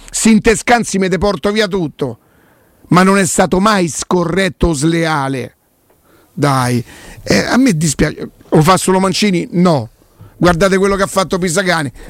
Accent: Rome, Lazio, Italy; A me da quanto so da Roma non me lo deve dire nessuno.

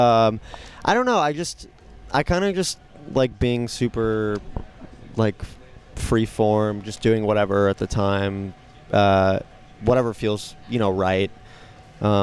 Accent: Los Angeles, California, United States; LA, because we're from there

